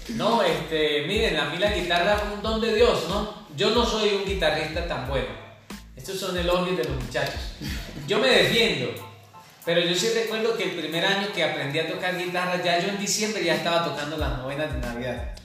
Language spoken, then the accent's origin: Spanish; Mogotes, Santander, Colombia; moved away; also born or lived in Sabana de Torres; cuando yo me fui de Mogotes yo decía, no, pero este peladero, este pueblito tan chiquito